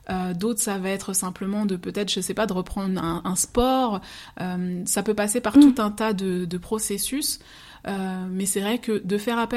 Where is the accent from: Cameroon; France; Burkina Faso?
France; Martinique; et pourtant, je suis martiniquaise, mais c'est les mêmes processus qu'on retrouve en termes d'immigration.